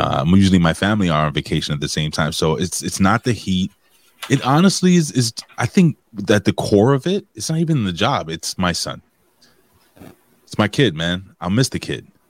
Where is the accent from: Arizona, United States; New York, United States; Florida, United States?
New York, United States; New York City; it's my hometown